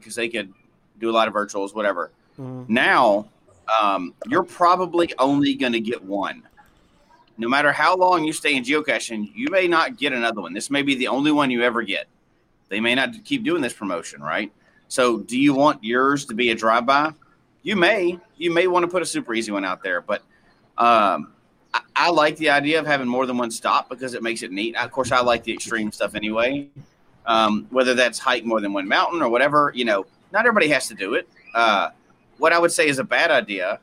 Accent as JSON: {"language": "English", "region": "Colorado", "country": "United States", "tie": "born or raised there", "moved": "yes", "said": "my home state of Colorado"}